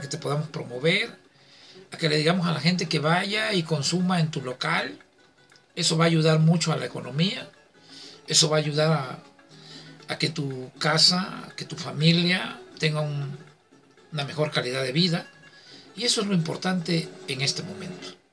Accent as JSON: {"language": "Spanish", "region": "southern Veracruz", "country": "Mexico", "said": "soy del sur de Veracruz, que Veracruz, muy orgullosamente"}